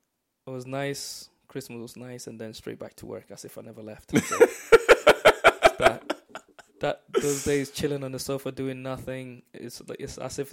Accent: Nigeria; I know as a Nigerian, you want any other person but yourself to pay the bill.

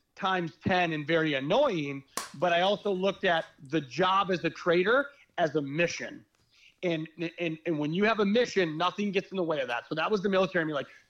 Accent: Midwest, United States; how I was raised and where I come from the Midwest

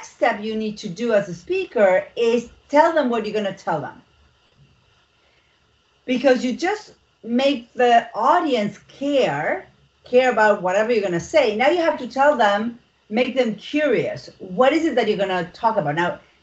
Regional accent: Argentina; English is a second language; moved away; I'm from Argentina. I am not American and I do have an accent.

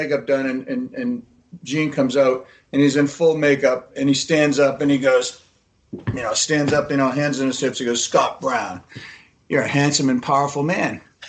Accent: Haifa, Haifa District, Israel; born there; Listen, I was born in Haifa. You know, my mom was in a concentration camp.

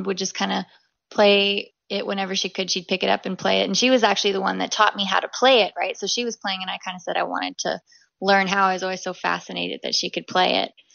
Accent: Hudson Bay, Saskatchewan, Canada; I was born in Hudson Bay, Saskatchewan

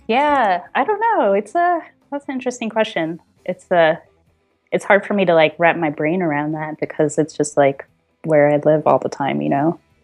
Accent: New Jersey, United States; moved away as an adult; also born or lived in San Francisco; now in Portland, United States; When I was growing up in New Jersey, I went to Rutgers University in New Jersey

